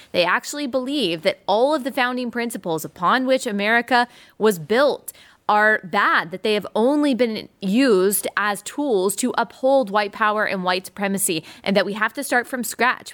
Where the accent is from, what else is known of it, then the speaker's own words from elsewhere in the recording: Dallas, Texas, United States; I'm originally from Dallas